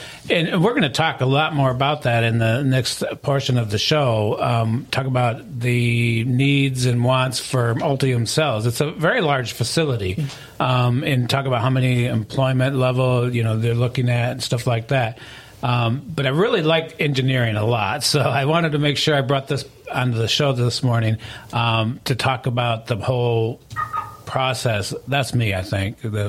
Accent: Lansing, Michigan, United States; now in Tennessee, United States; I came from Lansing, Michigan many, many moons ago, I think 1993. That makes me a resident of Tennessee now.

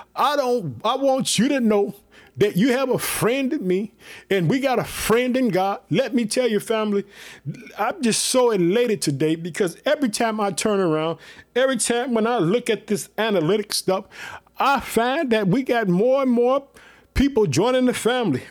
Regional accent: Illinois, United States; also born or lived in Chicago, Illinois; the state of Illinois, my home state

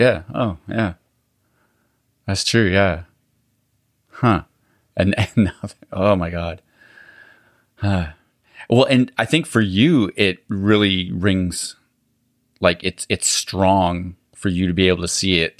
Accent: Alberta, Canada; moved away; I grew up in Alberta

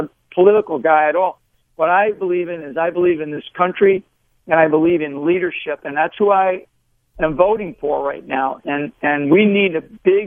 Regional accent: United States; being an American

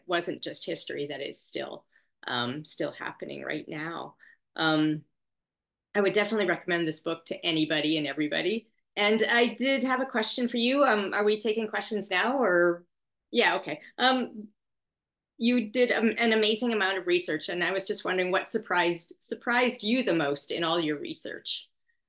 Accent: Treaty 1 territory, Manitoba, Canada; I was born on Treaty 1 territory

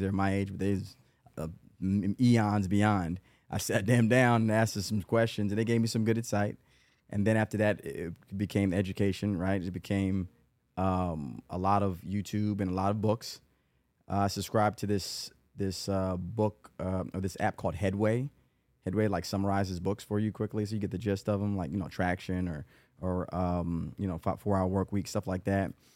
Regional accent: Atlanta, Georgia, United States; also born or lived in Los Angeles / Chicago; was born in Los Angeles. Dad is from Tuskegee. Lived in Chicago some. Uh, but I've been in Atlanta since ninety-eight. And I went to, and, and the, anybody that listens to this, they hear the names like North Atlanta High School, graduate

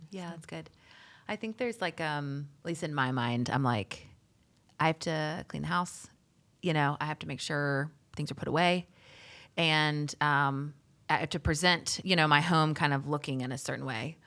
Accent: Charlotte, North Carolina, United States; I'm also from Charlotte, born and raised.

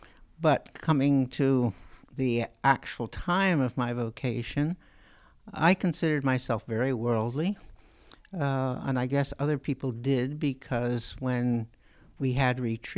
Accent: New York, United States; born there; When I said I was born in New York, they could relate

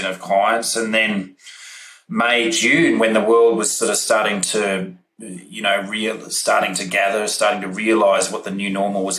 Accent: Australia; being Australian

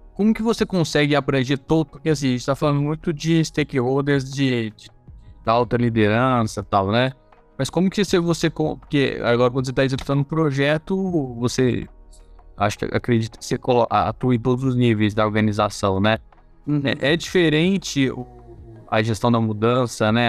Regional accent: Brazil; como é brasileiro

